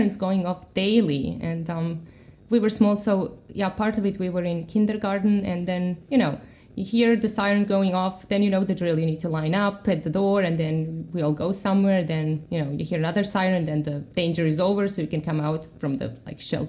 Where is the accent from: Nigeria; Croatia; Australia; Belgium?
Croatia; English is a second language; moved away as an adult; also born or lived in Namibia / United States / Mexico; we grew up on the Slovenian border, which is like 25 kilometers away from Zagreb, in a small town